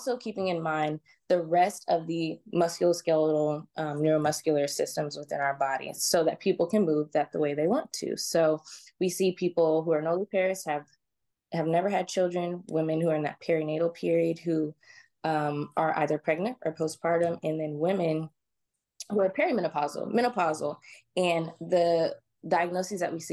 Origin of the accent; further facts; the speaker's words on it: Georgia, United States; also born or lived in California; I moved to Georgia when I was about 8 years old. Grew up in a very kind of conservative religious sort of community